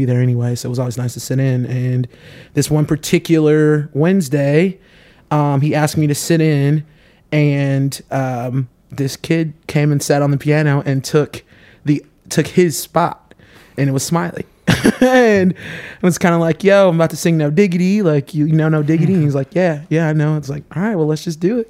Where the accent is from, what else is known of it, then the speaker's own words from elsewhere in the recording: Indianapolis, Indiana, United States; I'm from Indianapolis, but I played sports in high school